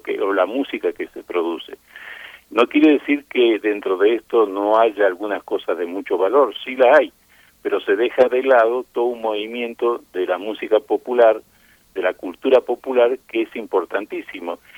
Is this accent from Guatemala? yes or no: no; Argentina; also born or lived in Spain; now in Mexico; yo nací en España, pero me crié en Argentina